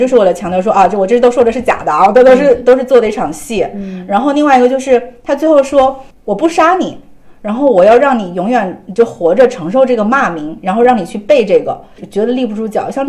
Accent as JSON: {"language": "Chinese", "country": "China", "said": "作为中国人"}